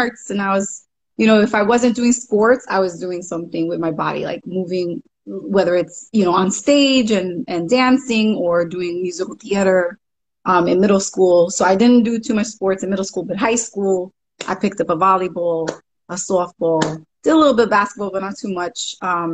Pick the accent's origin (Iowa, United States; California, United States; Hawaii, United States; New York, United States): New York, United States; New York City; also born or lived in Bronx, New York; I'm born in the Bronx, raised in Brooklyn.